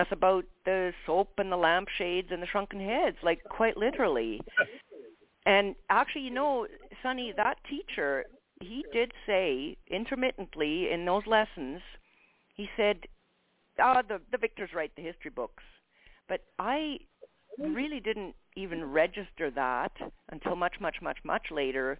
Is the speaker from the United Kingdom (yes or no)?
no; Edmonton, Alberta, Canada; I'm a Canadian, by the way. I grew up in Edmonton, Alberta, Canada, and of German parents